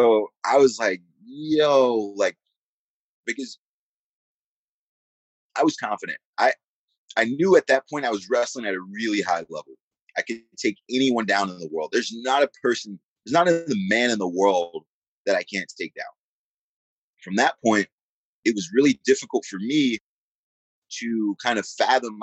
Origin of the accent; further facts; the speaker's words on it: United States; moved away as an adult; also born or lived in Lincoln, Nebraska; my hometown's 23 miles from Philly